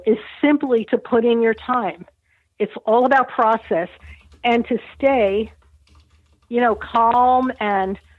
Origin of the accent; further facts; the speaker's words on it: New York, United States; I'm from New York and I love my hyperbole, but I had to let it go. New Yorker